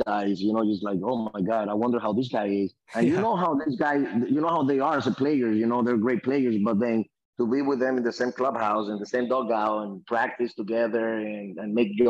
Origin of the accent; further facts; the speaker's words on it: Dominican Republic; moved away; I'm from the Dominican Republic